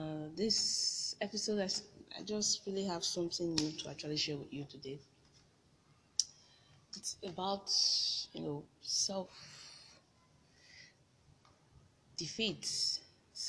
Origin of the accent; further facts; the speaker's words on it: Nigeria; as a Nigerian graduate, I'm a Servicom member. So I had to leave my home, leave my mom, my siblings, and, you know, move to a new state